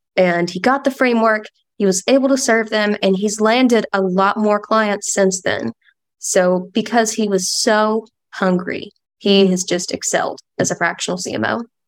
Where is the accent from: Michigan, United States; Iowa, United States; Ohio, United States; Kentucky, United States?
Kentucky, United States; London; now in Oregon, United States; So, I am actually from London, Kentucky. Um, little small town in the foothills of Appalachia.